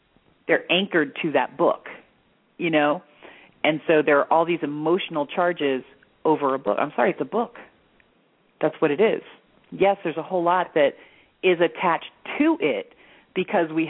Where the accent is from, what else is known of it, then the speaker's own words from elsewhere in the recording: Florida, United States; also born or lived in Pennsylvania; now in Sedona, United States; I was born in Pennsylvania, which really, I mean, yes, it is a very Christian area, but it's not like the Bible Belt. And then when I was 5, we moved to Florida, back when Florida was old school Florida, so it was still hardcore Bible Belt